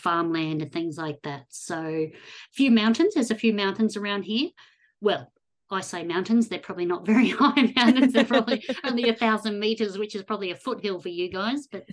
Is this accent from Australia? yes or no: yes; Australia; growing up in Australia